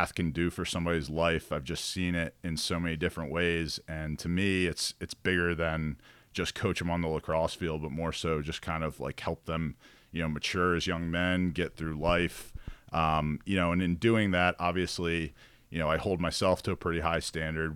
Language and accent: English; Baltimore, Maryland, United States; I was from Baltimore